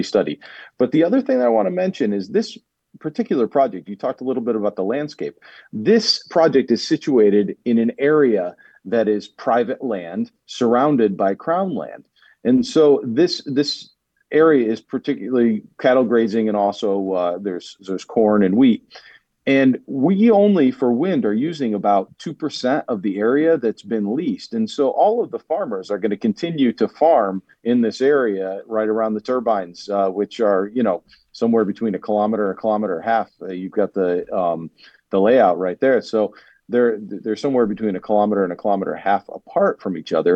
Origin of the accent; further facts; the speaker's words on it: Rust Belt in Northeast U.S., United States; moved away as an adult; given my upbringing and where I'm from, I come from the Rust Belt in Northeast U.S.